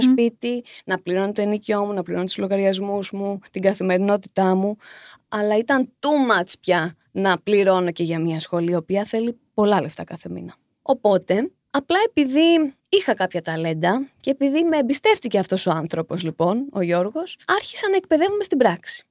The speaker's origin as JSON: {"language": "Greek", "town": "Chalcis", "region": "Central Greece", "country": "Greece", "tie": "born or raised there", "said": "εγώ είμαι από τη Χαλκίδα."}